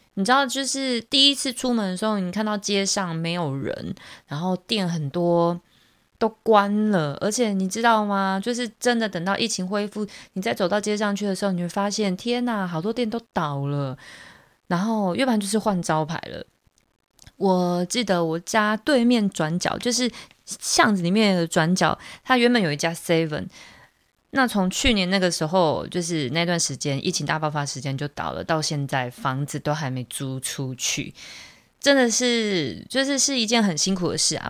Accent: Taiwan; 像我们台湾聚会，我们可能就是在一个咖啡厅，或者是在餐厅里面

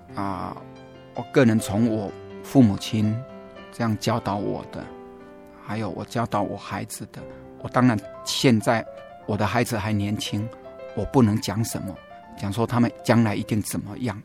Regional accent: central Taiwan, Taiwan; now in Taichung, Taiwan; 中部也算是我的故乡嘛

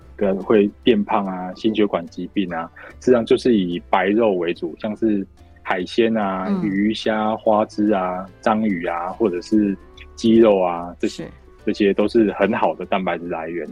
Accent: Taiwan; 我们台湾人在年纪大了以后

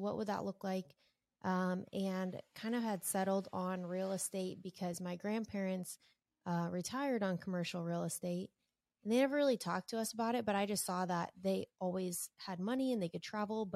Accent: Southern California, United States; moved away as an adult; now in Lincoln, United States; I was born and raised in Southern California

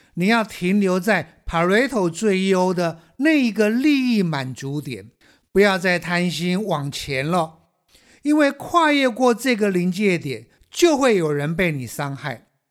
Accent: Taiwan; 我们台湾人

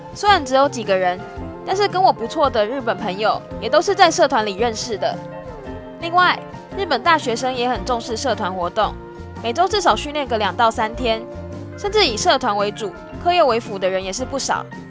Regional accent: Taiwan; moved away as an adult; now in Japan; 他们看到我是外国人，便会一直问我说。他们觉得台湾很好玩，很想去台湾啊，然后问我台湾到底怎么样啊之类的

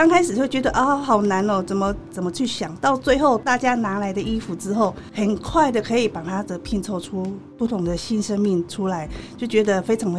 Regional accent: Chiayi, Chiayi City, Taiwan; 对，我是嘉义人，

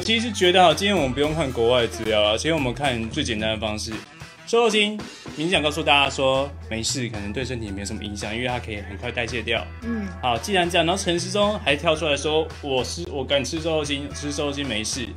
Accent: Fengyuan, Taichung, Taiwan; 台中的家， 台中出生的，我老家在丰原

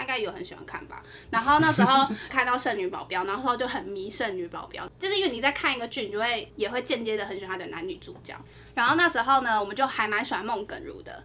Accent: Taiwan; 我说台湾来的

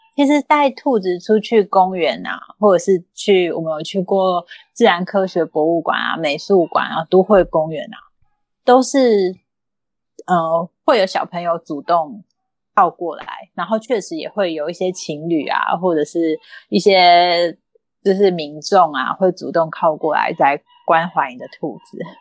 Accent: Kaohsiung, Taiwan; moved away as an adult; now in Taichung, Taiwan; 那后来他就养在高雄了，就是我爸妈照顾他这样

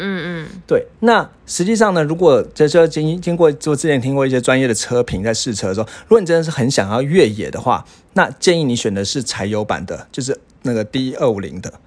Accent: Taiwan; 因为我们台湾人可能很少遇到下雪

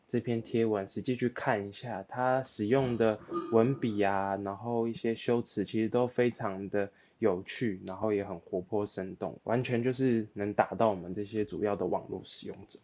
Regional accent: Taipei, Taiwan; 连我这土生土长的内湖人都不想上班了

